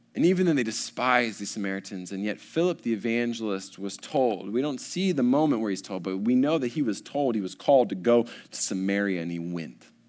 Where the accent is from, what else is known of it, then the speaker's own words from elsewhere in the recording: College Station, Texas, United States; I was born in College Station. I've lived here the entirety of my days